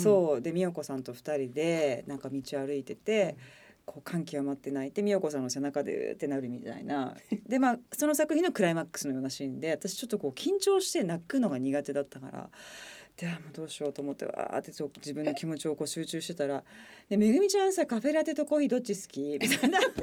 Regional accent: Okayama, Japan; 私地元岡山なんで

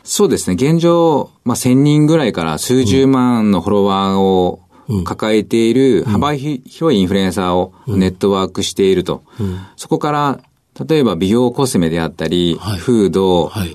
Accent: Okayama, Japan; 岡山県です

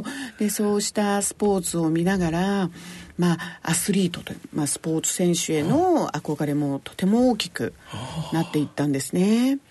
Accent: Yokohama, Kanagawa, Japan; 私はあの横浜市の保土ヶ谷区というところで生まれ育ちましては

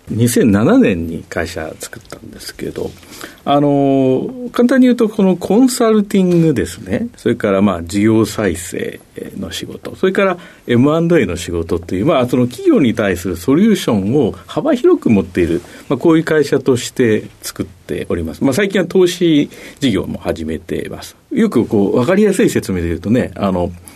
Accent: Tokyo, Japan; 生まれは東京ですね

